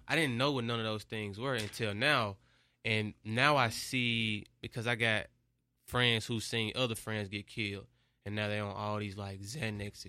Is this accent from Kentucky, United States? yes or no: no; Memphis, Tennessee, United States; I'm from Memphis, Memphis is one of the cities that's, like, got the most poverty